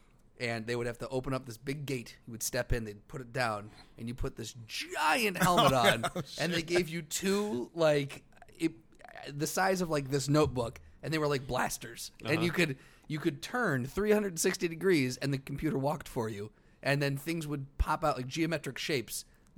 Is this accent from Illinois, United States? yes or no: yes; Moline, Illinois, United States; When I was growing up in the Quad Cities, we had South Park Mall, right?